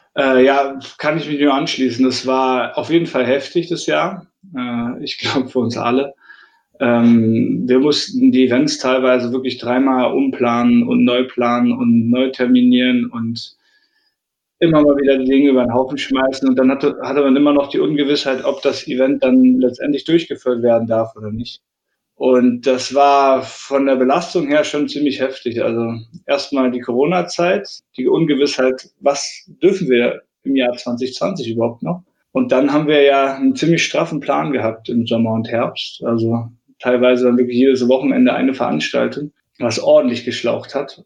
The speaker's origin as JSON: {"language": "German", "town": "Leipzig", "region": "Saxony", "country": "Germany", "tie": "born or raised there", "said": "in Leipzig, in meiner Heimatstadt"}